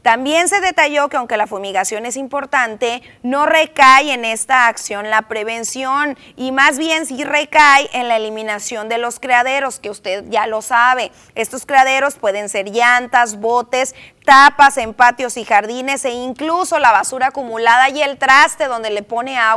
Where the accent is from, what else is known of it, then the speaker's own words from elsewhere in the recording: Mexico; como buenos mexicanos, la primera acción que tenemos ante este síntoma es correr por una aspirina